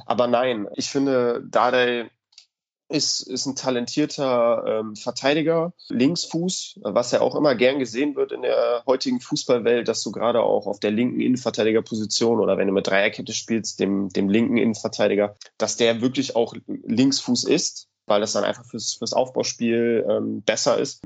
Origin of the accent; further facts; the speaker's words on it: Cologne, North Rhine-Westphalia, Germany; meine Heimatstadt Köln